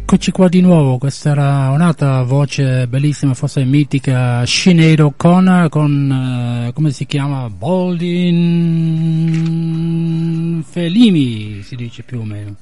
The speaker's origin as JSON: {"language": "Italian", "region": "England", "country": "United Kingdom", "moved": "yes", "said": "come inglese"}